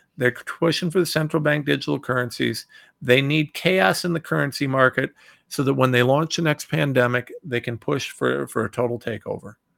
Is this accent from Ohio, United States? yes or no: yes; Ohio, United States; I'm from Ohio